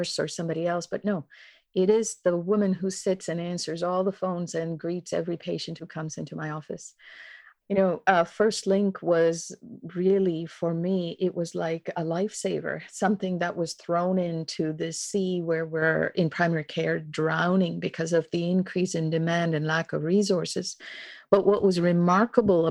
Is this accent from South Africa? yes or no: no; India; also born or lived in Kincardine, Ontario, Canada / London, Ontario, Canada; now in Halifax, Canada; I was born and raised in India. My family immigrated to Kincardine on the shores of Lake Huron in Ontario.